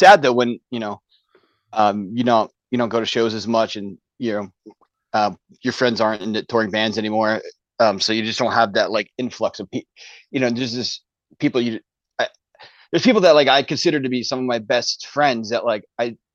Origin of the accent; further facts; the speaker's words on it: Philadelphia, Pennsylvania, United States; I grew up in Philadelphia